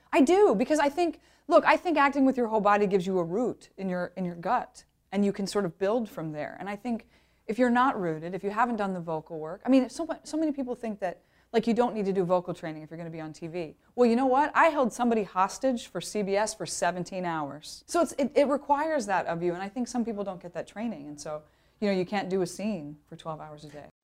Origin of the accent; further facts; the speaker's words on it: Ohio, United States; moved away; also born or lived in Wisconsin; I'm from Ohio. I went to school in Wisconsin.